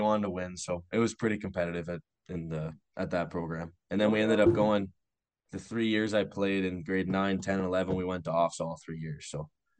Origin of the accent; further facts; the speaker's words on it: Belle River, Ontario, Canada; I grew up playing in Bell River the whole way